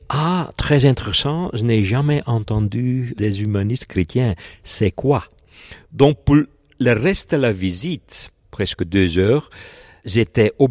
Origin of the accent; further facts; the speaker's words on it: Flanders, Belgium; Je suis belge et euh, je travaille à l'université de Gand.